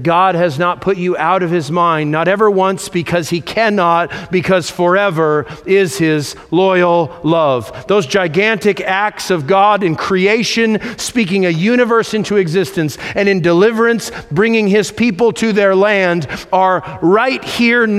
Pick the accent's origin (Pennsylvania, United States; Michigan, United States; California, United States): California, United States; I'm from California